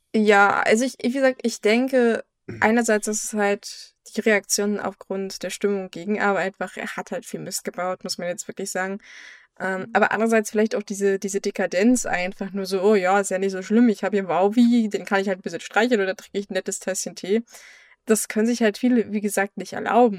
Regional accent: Germany; bei uns in Deutschland

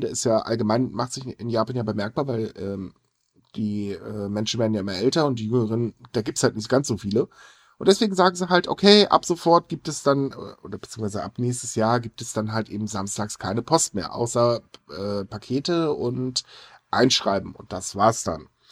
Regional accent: Germany; bei uns in Deutschland

